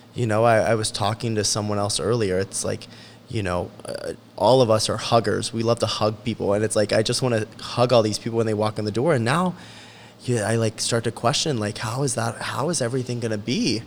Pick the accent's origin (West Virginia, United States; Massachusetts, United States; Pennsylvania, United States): West Virginia, United States; Charleston; I grew up half in Charleston and half in South Charleston